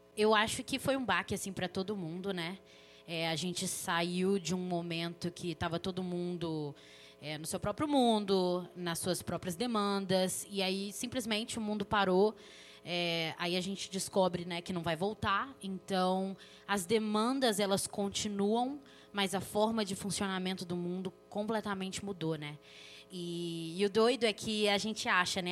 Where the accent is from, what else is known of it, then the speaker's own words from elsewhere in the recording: Belo Horizonte, Minas Gerais, Brazil; sou daqui de Belo Horizonte, membro da Igreja Esperança